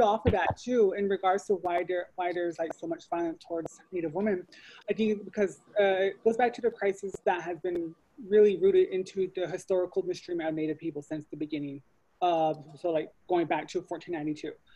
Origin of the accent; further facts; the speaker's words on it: Chinle, Arizona, United States; I am originally from Chinle, Arizona, on the Navajo Reservation, so I am Navajo, or Diné